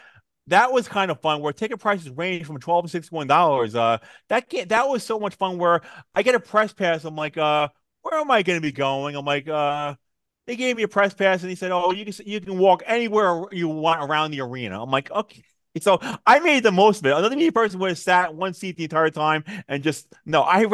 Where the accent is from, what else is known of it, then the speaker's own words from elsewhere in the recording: Raleigh, North Carolina, United States; I'm from Raleigh